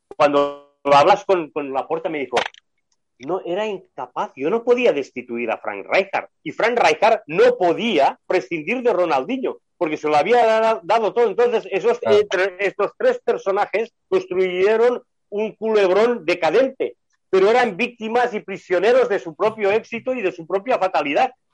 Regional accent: Spain; como somos españoles

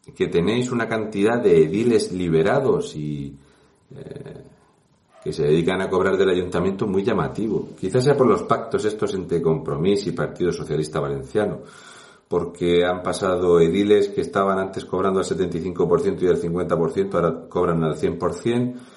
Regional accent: Region of Murcia, Spain; un murciano encabronado

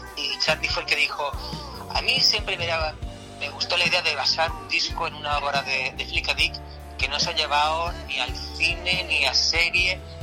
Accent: Andalusia, Spain

